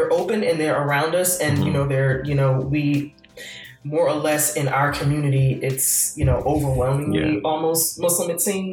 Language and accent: English; Newark, New Jersey, United States; we're both from Newark